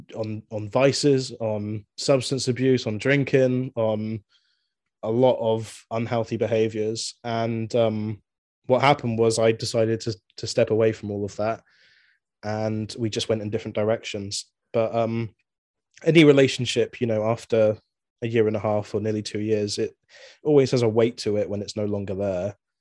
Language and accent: English; Swindon, South West England, United Kingdom; I'm from Swindon, England